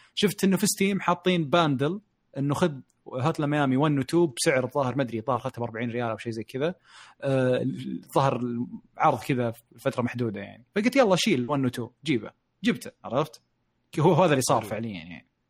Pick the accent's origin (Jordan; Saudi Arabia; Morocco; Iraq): Saudi Arabia; عندنا بالشرقيه او بالرياض